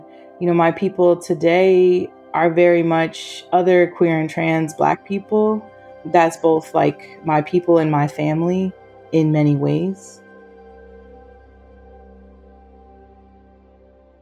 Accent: Maine, United States; also born or lived in Broward County, Florida; now in Minnesota, United States; Originally, I'm from Southern Florida, was born in Broward County, and then moved to Maine when I was about 5 or 6 years old with my family.

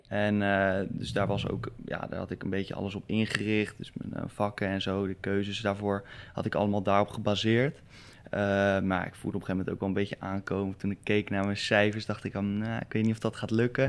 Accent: Rotterdam, South Holland, Netherlands; omdat ik uit Rotterdam kom... Ja, ik zit nog op voetbal en ik heb nog een hoop vrienden hier

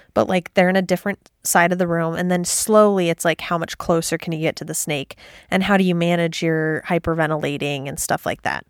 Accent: Midwest, United States; where I grew up in the Midwest

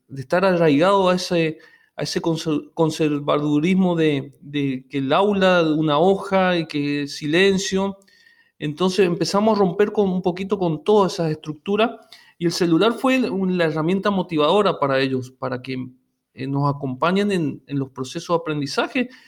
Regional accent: interior of Corrientes, Argentina; moved away as an adult; now in Corrientes, Argentina; yo soy del interior de Corrientes y y vine a estudiar a Corrientes Capital y, me quedé acá

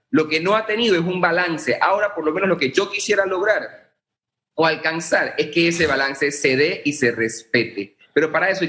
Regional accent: Panama

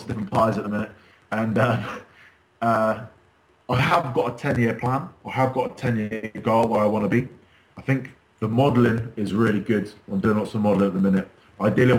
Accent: Wells, Somerset, South West England, United Kingdom; now in Bournemouth, United Kingdom; I live in Bournemouth now. I've managed to move away. Originally, I'm from Wales in Somerset

